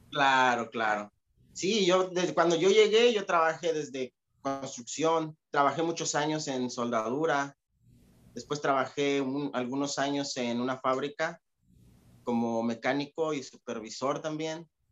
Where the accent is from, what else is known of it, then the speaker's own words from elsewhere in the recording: Atlixco, Puebla, Mexico; moved away as an adult; also born or lived in New Jersey; now in United States; yo vengo de un lugar que se llama Atlixco, Atlixco, Puebla